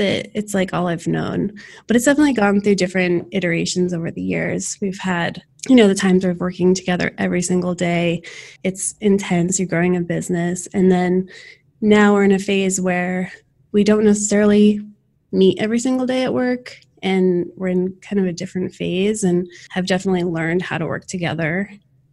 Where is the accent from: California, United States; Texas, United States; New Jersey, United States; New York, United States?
New Jersey, United States; Summit; moved away as an adult; also born or lived in Winter Park, Florida; now in Florida, United States; I grew up in Summit, New Jersey, and moved down